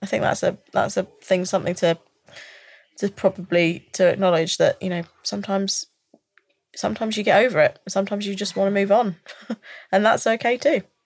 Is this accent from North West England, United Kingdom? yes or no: no; London, United Kingdom; I've born and raised North, North London, and I've always lived North, Northeast.